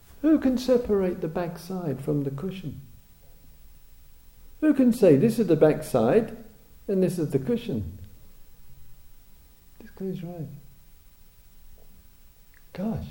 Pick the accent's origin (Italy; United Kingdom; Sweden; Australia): United Kingdom; England; I'm an Englishman, German, etc.